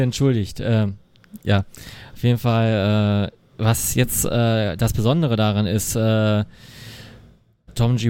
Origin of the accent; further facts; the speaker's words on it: Essen, North Rhine-Westphalia, Germany; ist ja auch direkt meine Heimatstadt